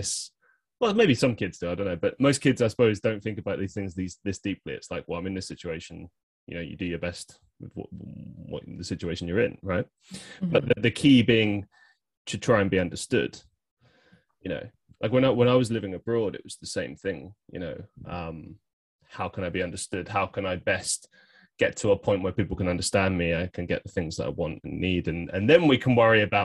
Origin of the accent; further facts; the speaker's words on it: London, United Kingdom; I grew up in, well, Northwest London on a suburb